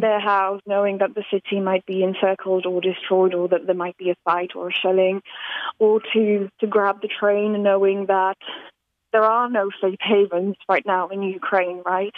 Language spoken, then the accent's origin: English; Slovakia; moved away; I'm originally from Slovakia